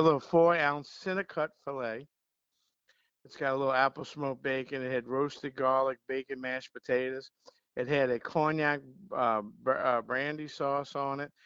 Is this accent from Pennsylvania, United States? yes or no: no; Metairie, Louisiana, United States; I, I, was born and raised right down the street on Lake Villa